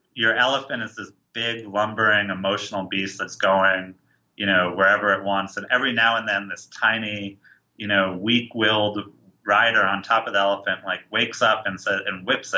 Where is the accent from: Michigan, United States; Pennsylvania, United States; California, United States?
California, United States; San Francisco; I'm from San Francisco